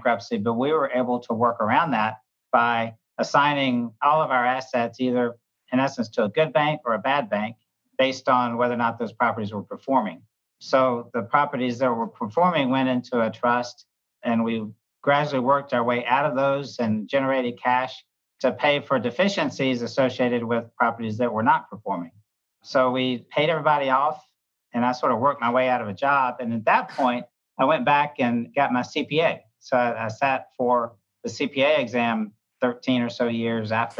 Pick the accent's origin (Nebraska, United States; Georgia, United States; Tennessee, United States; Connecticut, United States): Georgia, United States; Atlanta; also born or lived in Birmingham, Alabama; I'm originally from Atlanta, Georgia